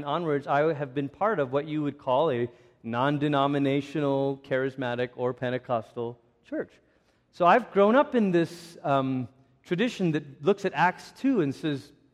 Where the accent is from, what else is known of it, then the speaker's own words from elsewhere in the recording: Malaysia; I grew up in Malaysia